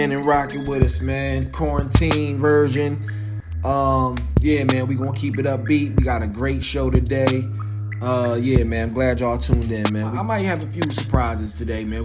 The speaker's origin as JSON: {"language": "English", "town": "Philadelphia", "region": "Pennsylvania", "country": "United States", "tie": "born or raised there", "said": "I'm from Philly. So my favorite NBA player growing up was Iverson."}